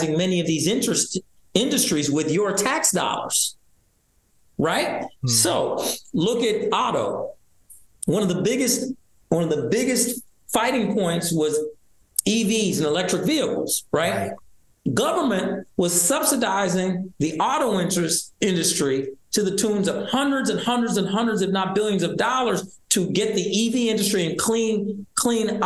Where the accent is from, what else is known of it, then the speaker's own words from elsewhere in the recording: Iowa, United States; now in Michigan, United States; I was born in Iowa, but I chose to move here 7 years ago